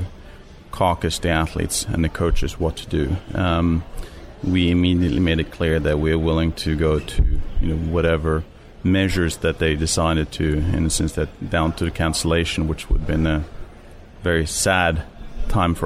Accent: Norway; moved away as an adult; also born or lived in United States; I'm originally from Norway

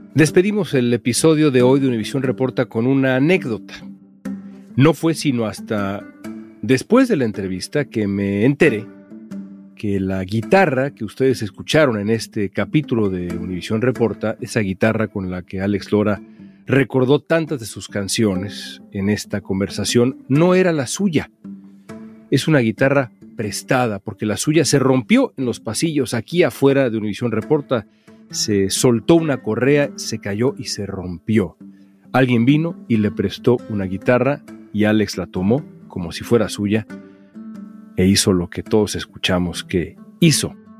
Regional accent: Mexico; lo chingones que somos los mexicanos

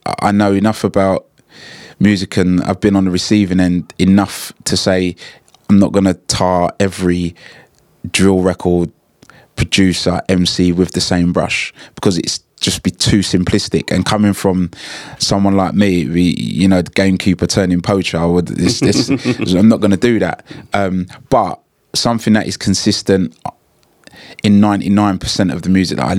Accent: London, United Kingdom; as a kid growing up in Hackney

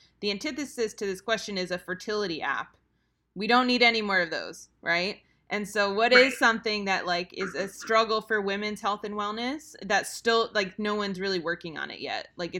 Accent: New Jersey, United States; I'm originally from New Jersey. You know what they call me on the streets?

